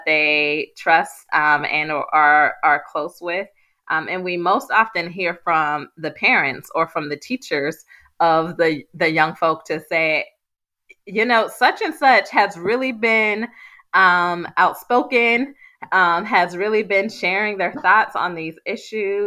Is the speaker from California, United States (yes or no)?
no; Pittsburgh, Pennsylvania, United States; how I was brought up in Pittsburgh